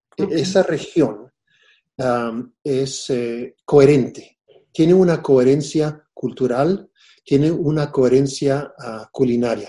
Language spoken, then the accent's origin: Spanish; Texas, United States; los pueblos indígenas de Texas eh, hemos mantenido la identidad